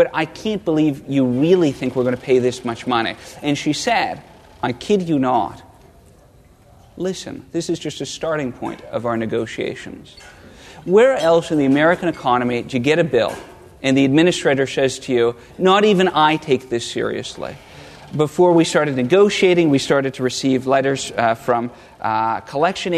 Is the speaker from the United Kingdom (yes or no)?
no; the Prairies, Canada; When I was growing up in Canada, smack dab in the middle of the Canadian prairie